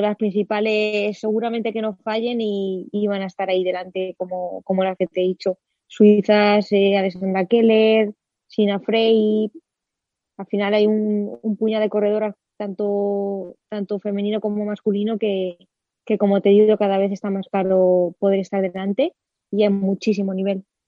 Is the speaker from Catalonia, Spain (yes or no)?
no; Villa del Prado, Community of Madrid, Spain; comencé a los nueve añitos a competir en la categoría de Benjamín de segundo año en la Unión Ciclista Villa del Prado de Aire de mi pueblo